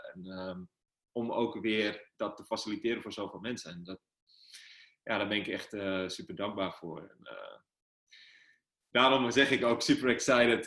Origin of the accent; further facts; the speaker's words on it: Amsterdam, North Holland, Netherlands; waar ik vandaan kom, eh, ja, uh, gewoon een jongen uit Amsterdam-Noord